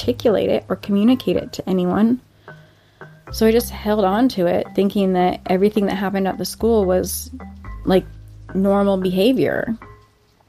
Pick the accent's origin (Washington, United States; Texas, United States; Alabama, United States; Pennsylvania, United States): Washington, United States; Monroe; I grew up in Monroe, Washington